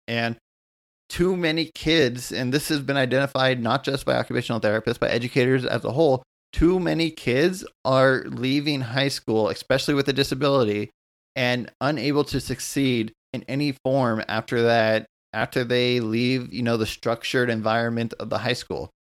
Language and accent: English; United States; also born or lived in Southern California; I'm an American, um, occupational therapist here in Southern California